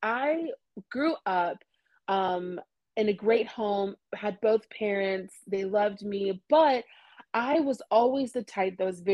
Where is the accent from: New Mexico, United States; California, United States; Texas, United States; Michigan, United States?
Texas, United States; Dallas; I'm from Dallas, Texas